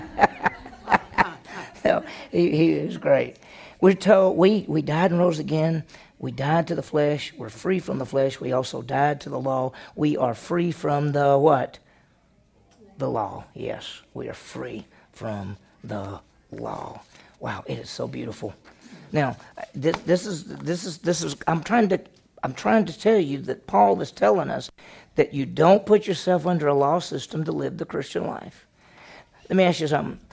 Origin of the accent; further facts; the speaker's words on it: the South, United States; I grew up in the South.